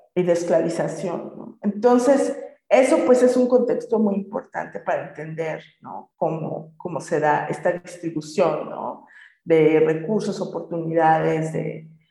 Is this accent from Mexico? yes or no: yes; Mexico; moved away as an adult; also born or lived in England; Crecí en un contexto mestizo, pues soy mexicana